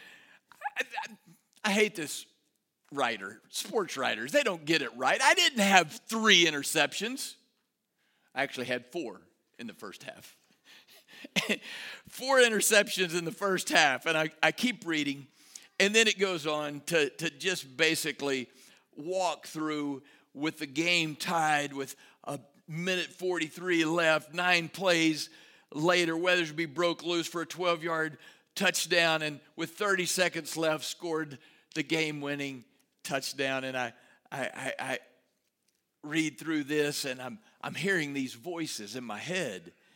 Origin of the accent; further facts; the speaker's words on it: Rotan, Texas, United States; also born or lived in Salado, Texas; now in Waco, United States; my hometown of Rotan, home of the fighting Yellowhammers